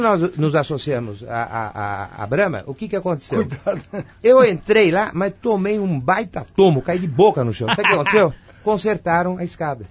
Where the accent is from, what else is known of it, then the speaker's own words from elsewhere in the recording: Brazil; eu sou brasileiro